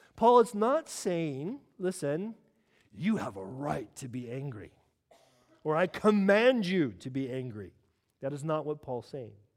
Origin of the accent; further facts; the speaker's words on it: California, United States; now in United Kingdom; I'm from California